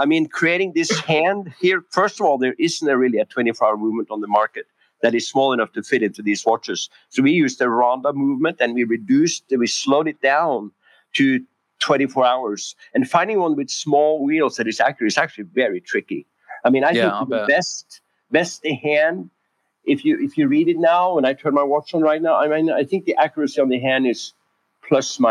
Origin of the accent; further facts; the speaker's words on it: Norway; moved away as an adult; also born or lived in San Francisco, California / Koh Samui, Thailand; I was born and raised in Norway